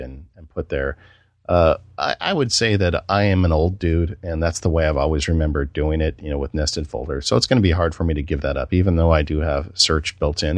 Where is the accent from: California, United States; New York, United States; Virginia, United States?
California, United States; I'm from California